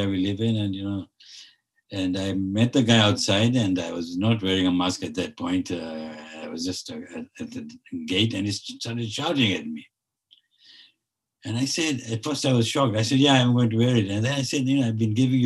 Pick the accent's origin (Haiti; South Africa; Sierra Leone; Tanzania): Tanzania; moved away as an adult; also born or lived in United States / Canada; now in Toronto, Canada; I live here, but you know, I came from Tanzania. You know, I lived in the United States. My grandparents came from India